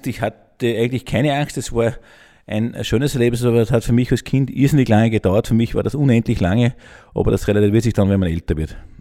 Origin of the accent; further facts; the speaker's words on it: Gmunden, Upper Austria, Austria; ich bin gebürtiger Gmundner, bin mit sechs das erste Mal am Traunstein gewesen